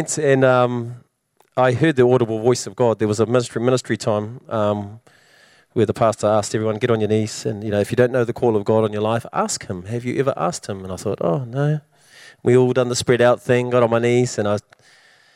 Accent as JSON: {"language": "English", "region": "Wellington", "country": "New Zealand", "moved": "as an adult", "lives_now": "Hamilton, New Zealand", "said": "I'm from Wellington"}